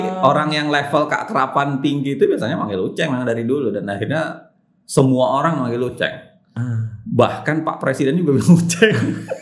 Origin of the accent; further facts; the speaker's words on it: Makassar, South Sulawesi, Indonesia; moved away; Masa kecil di Makassar.